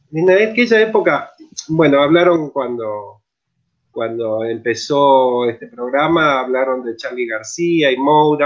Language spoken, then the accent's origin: Spanish; Mendoza, Argentina; moved away as an adult; now in San Luis, Argentina; Yo en realidad soy nacido en Mendoza, soy, soy de, montaña, digamos. Eh, y, bueno, me vine acá a San Luis a estudiar